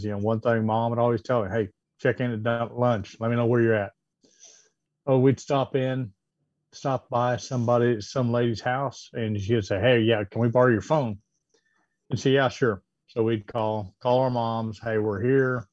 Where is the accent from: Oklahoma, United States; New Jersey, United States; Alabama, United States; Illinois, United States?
Oklahoma, United States; I grew up in Oklahoma